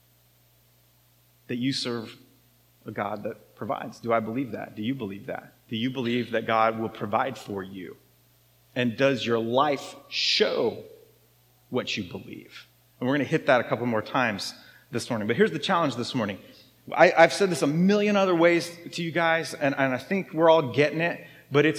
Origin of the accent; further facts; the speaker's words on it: United States; I'm American